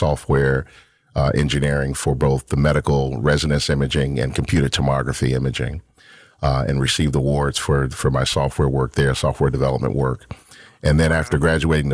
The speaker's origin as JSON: {"language": "English", "town": "Chicago", "region": "Illinois", "country": "United States", "tie": "born or raised there", "said": "I'm a native of Chicago, born and raised here on the southwest side in LeClaire Courts"}